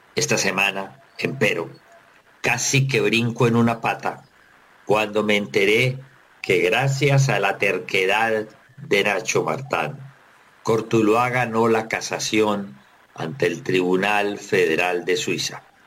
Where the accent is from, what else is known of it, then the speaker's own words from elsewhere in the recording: Tuluá, Valle del Cauca, Colombia; el pequeño equipito de mi tierra